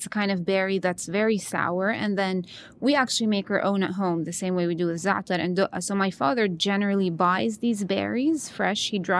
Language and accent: English; Jerusalem, Jerusalem District, Israel; I grew up in Jerusalem, and there it's a melting pot. You have people from all different areas of the country and also, you know, local people, and you notice the differences there as well.